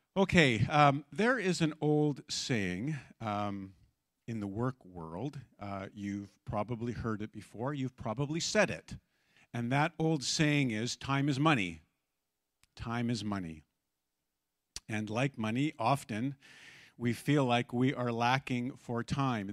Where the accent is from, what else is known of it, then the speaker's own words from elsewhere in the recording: Abbotsford, British Columbia, Canada; I grew up in Abbotsford